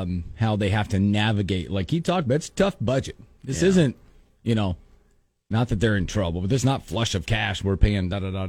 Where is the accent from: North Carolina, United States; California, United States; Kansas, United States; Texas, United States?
North Carolina, United States; Charlotte; moved away; I'm from Charlotte and I lived out there a long time and born and raised, and I have a bunch of family back there.